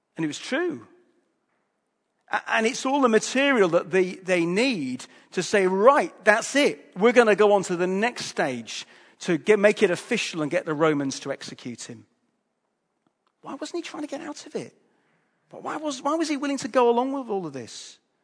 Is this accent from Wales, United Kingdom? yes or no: no; Hull, Yorkshire and the Humber, United Kingdom; I'm from Hull